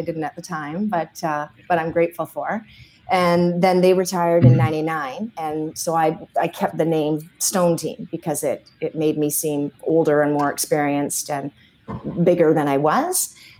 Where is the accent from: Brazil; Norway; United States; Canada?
Canada; Edmonton, Alberta; born there; Well, I was born in Edmonton.